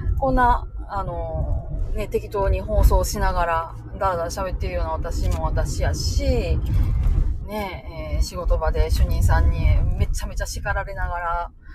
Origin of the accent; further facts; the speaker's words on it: Japan; moved away as an adult; also born or lived in Osaka; 生まれは私大阪なんで